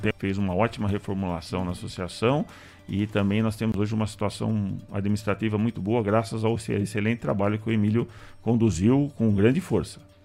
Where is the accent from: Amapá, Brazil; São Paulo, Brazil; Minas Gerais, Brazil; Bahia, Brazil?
São Paulo, Brazil; Botucatu; moved away as an adult; minha terra que eu tanto amo